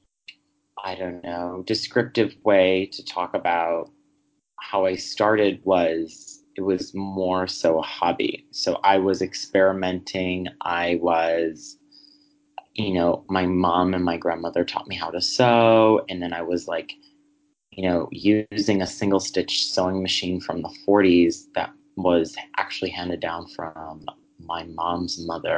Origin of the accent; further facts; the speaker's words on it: Wisconsin, United States; moved away as an adult; also born or lived in Chicago; I grew up in the Midwest